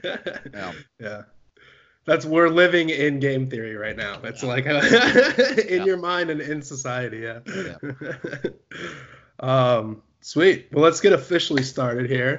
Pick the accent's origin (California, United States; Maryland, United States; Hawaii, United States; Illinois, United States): Illinois, United States; Champaign; moved away; that's actually my hometown